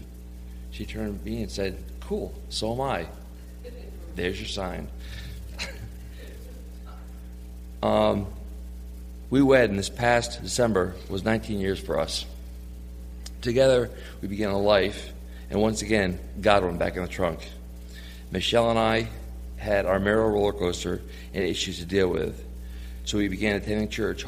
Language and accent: English; New York, United States; moved away as an adult; me being from New York